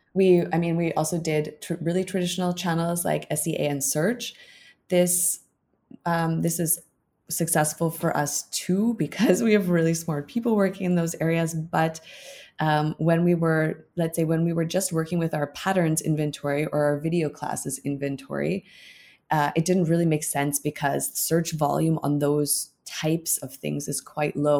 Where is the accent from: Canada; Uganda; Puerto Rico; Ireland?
Canada; now in Berlin, Germany; I'm a Canadian living in Berlin since a number of years.